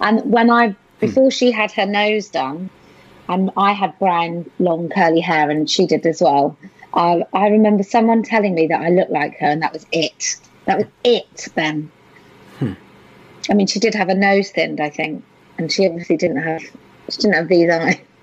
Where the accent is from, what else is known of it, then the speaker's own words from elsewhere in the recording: United Kingdom; in the UK